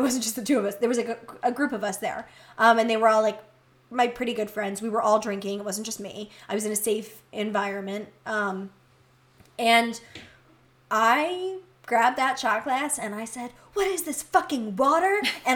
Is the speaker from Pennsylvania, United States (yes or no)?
yes; Delco, Pennsylvania, United States; everyone in Delco, where I'm from